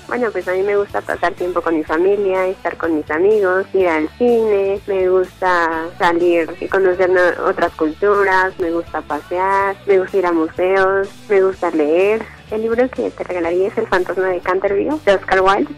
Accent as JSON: {"language": "Spanish", "region": "Mexico City", "country": "Mexico", "tie": "born or raised there", "said": "Yo nací en la Ciudad de México el 27 de agosto de 1995"}